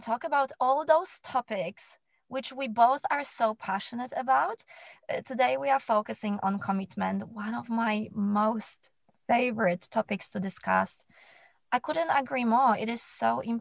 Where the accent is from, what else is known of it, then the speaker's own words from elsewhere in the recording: Poland; moved away; I grew up in Poland